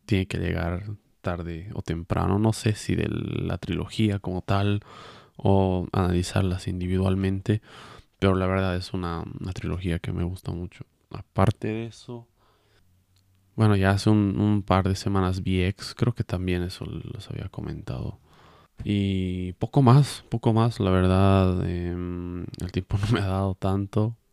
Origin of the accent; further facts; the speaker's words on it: Cochabamba, Bolivia; yo soy de Bolivia, de Cochabamba, Bolivia